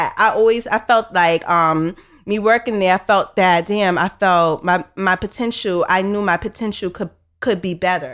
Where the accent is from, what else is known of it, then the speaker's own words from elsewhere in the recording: New York City, New York, United States; I'm from Brooklyn, New York